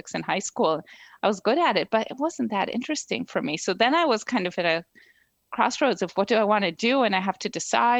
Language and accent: English; Israel; moved away as an adult; also born or lived in New Jersey, United States; now in Princeton, United States; So I grew up in Israel.